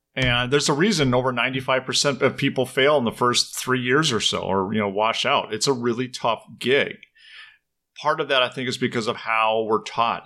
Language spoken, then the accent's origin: English; Minnesota, United States; also born or lived in Ireland; now in Madison, Wisconsin, United States; I grew up in Minnesota